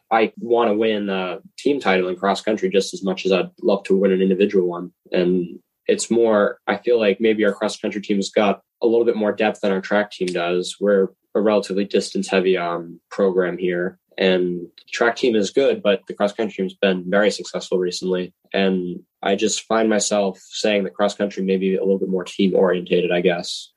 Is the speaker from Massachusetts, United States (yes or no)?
yes; Groton, Massachusetts, United States; I'm from Groton, Massachusetts